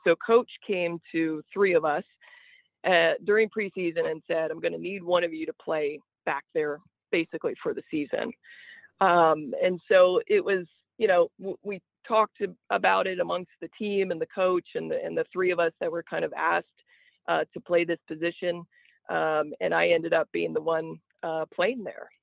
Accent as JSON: {"language": "English", "town": "Niagara Falls", "region": "Ontario", "country": "Canada", "tie": "born or raised there", "also_born_or_lived": "Alabama / Charleston, Illinois", "moved": "as an adult", "said": "me growing up in southern ontario uh, the niagara falls area"}